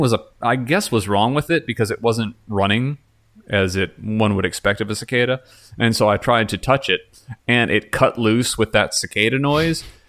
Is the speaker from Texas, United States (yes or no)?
yes; Texas, United States; Growing up in Texas